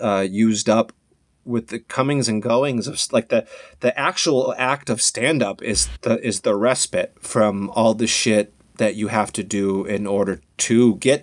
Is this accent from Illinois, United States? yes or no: yes; Harvey, Illinois, United States; also born or lived in Peoria, Illinois; now in Los Angeles, United States; I was born in Harvey, Illinois, so like suburbs of Chicago, like south side of Chicago